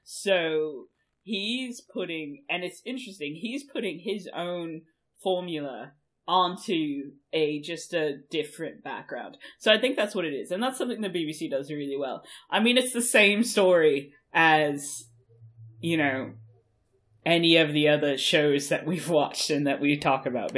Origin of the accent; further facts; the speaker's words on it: Germany; we Germans tend to just show up in random fucking places